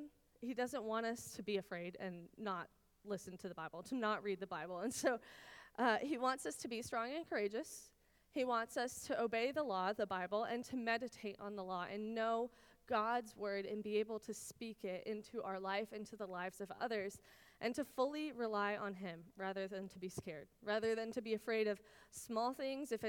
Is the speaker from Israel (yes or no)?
yes; Israel; moved away; I grew up in Israel. My parents are still there